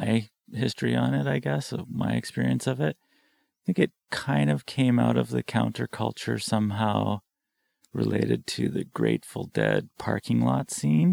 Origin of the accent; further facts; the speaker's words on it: Vancouver, British Columbia, Canada; also born or lived in Santa Cruz, California / Kootenays, British Columbia; now in Pender Island, Canada; I grew up in Vancouver, in Kitsilano mostly, but not exclusively